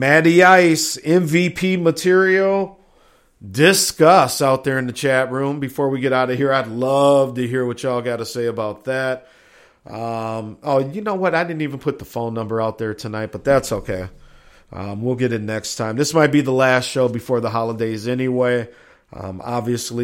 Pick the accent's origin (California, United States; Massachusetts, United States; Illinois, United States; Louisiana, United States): Illinois, United States; Chicago; moved away; also born or lived in Minneapolis; my hometown, Chi-Town, there in Chicago, Illinois